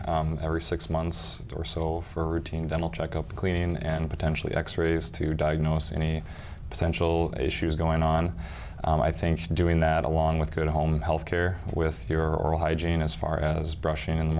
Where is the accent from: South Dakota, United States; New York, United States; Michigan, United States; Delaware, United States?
South Dakota, United States; Black Hills; also born or lived in Omaha, Nebraska; now in Brookings, United States; I grew up out in the Black Hills, South Dakota